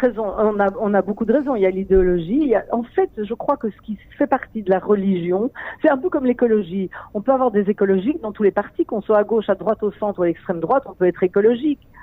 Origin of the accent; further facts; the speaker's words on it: Belgium; now in Israel; je viens de Belgique